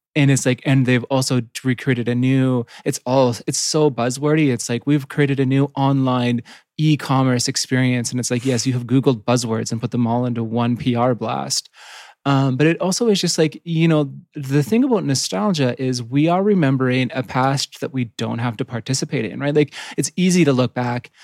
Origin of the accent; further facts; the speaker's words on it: Yukon, Canada; I grew up in the Yukon, which is right next to Alaska